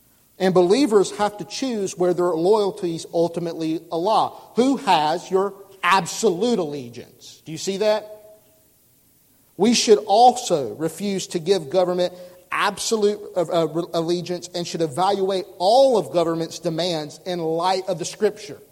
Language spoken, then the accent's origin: English; United States; I love being an American